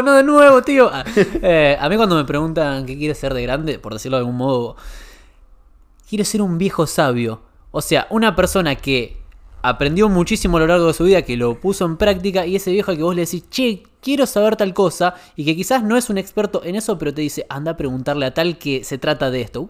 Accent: Argentina; vinimos de Argentina con un emprendimiento gastronómico familiar, que es de la familia de Mauro

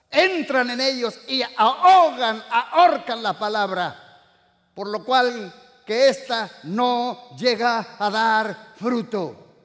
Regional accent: Morelia, Michoacán, Mexico; moved away; Yo vengo de una iglesia hace 25 años, vinimos de México, ¿verdad? Más o menos. Estuvimos en una mega church. Yo vengo de Morelia, esa mega church.

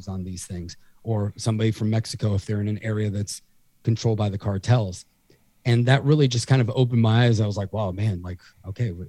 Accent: Puerto Rico; now in South Florida, United States; I'm from Puerto Rico

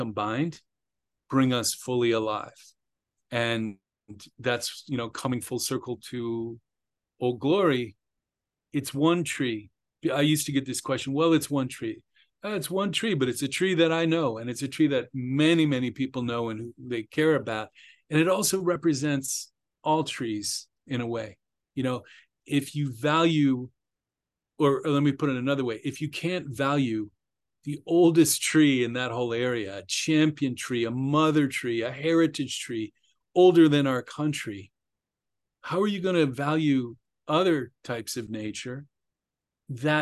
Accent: Bethesda, Maryland, United States; I grew up just outside Washington, D.C. in Bethesda, Maryland

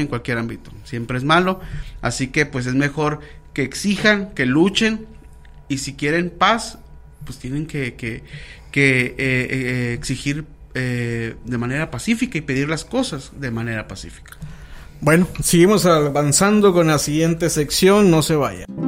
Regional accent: San Luis Río Colorado, Sonora, Mexico; somos obviamente del norte, somos de San Luis Río, Colorado, Sonora, de la ciudad de las cuatro esquinas

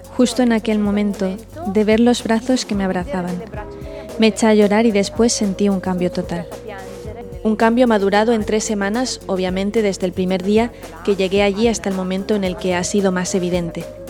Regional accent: Lumezzane, Lombardy, Italy; soy de Lumezzani

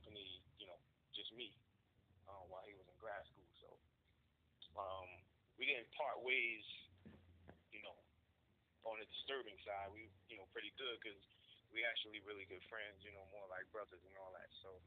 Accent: Paterson, New Jersey, United States; I'm from Patterson, New Jersey. Born and raised, been around here all my life

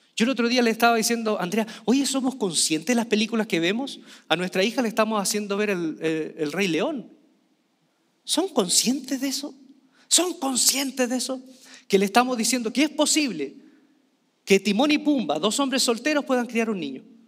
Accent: Chile

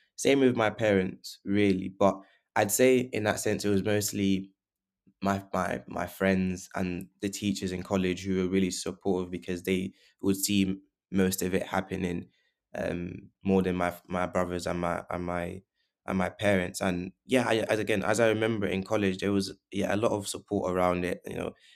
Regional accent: London, United Kingdom; also born or lived in Portugal / Leeds; we grew, I grew up, um, originally from, in northwest London

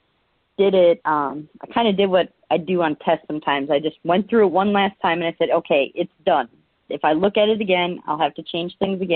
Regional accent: Milwaukee, Wisconsin, United States; moved away as an adult; I was born and raised in near Milwaukee, so I lived there most of my life until I joined the military

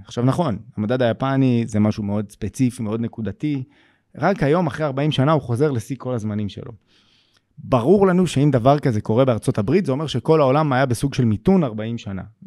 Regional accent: Israel; אנחנו כישראלים

